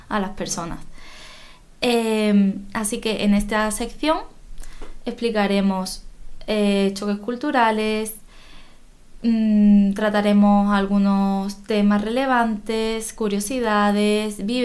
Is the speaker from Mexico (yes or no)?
no; Spain; moved away as an adult; also born or lived in Morocco; Muchas personas me han preguntado cómo se vive en Marruecos, qué tal mi experiencia como española viviendo en Marruecos. Además, eh, yo estuve viviendo sola, no, iba con mis padres